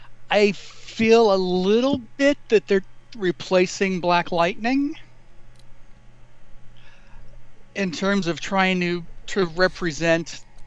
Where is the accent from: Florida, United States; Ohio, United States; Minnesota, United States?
Florida, United States; my home state